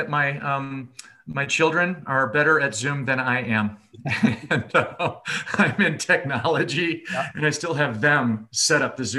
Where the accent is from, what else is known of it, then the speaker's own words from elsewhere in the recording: Michigan, United States; now in Colorado, United States; Well, I was brought up in Michigan, and so I just love the area. I love the Midwest.